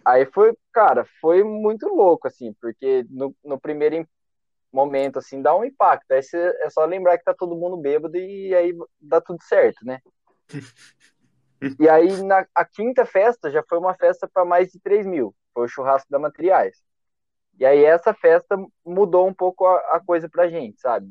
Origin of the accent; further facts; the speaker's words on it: São Carlos, São Paulo, Brazil; Eu sou de São Carlos mesmo